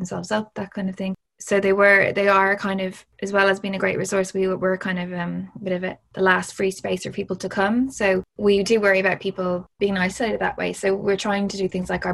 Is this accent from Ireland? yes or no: yes; Ireland; Growing up in Ireland, it was like, obviously it's a bit of an escape